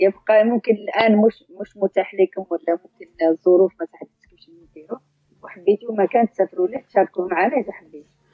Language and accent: Arabic; Adrar Province, Algeria; من ادرى